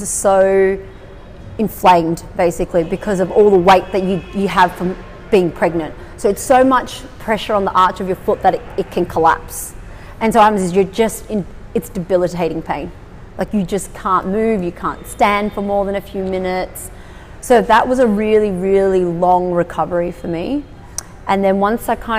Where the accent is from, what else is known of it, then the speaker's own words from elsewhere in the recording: Australia; I was born in Australia. Both my parents are Vietnamese immigrants